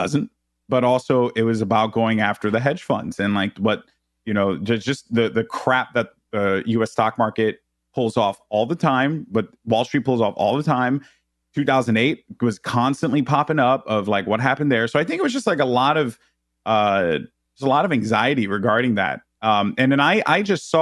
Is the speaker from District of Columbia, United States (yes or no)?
no; New York City, New York, United States; growing up in the Bronx